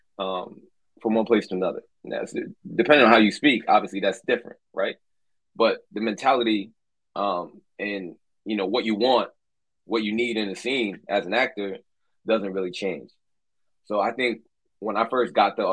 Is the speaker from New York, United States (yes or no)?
yes; New York City, New York, United States; moved away as an adult; now in Los Angeles, United States; I'm from Brooklyn, New York. My parents are Trinidadian.